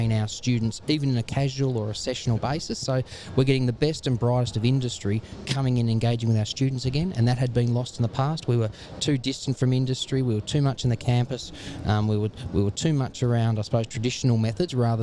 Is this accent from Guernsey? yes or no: no; Tasmania, Australia; moved away as an adult; also born or lived in Northern Territory / Queensland; I'm really thankful to be able to give back something back to my home state